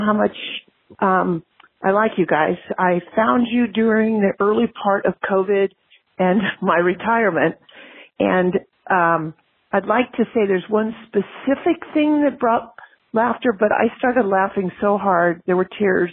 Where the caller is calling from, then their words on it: Nevada, United States; I'm calling from Nevada.